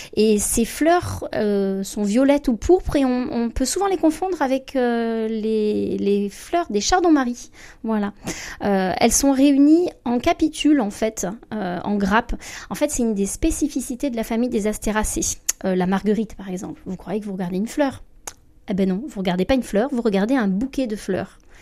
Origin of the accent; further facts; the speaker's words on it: Provence-Alpes-Côte d'Azur, France; alors moi je suis provençale